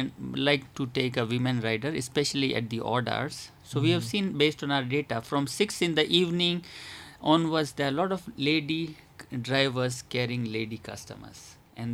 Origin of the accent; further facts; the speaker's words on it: Kenya; I'm a Kenyan and obviously I'm an African